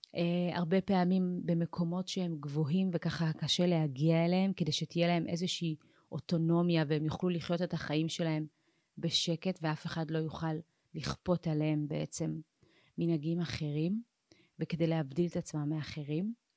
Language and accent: Hebrew; Ethiopia; now in Israel; אני באופן אישי נולדתי באתיופיה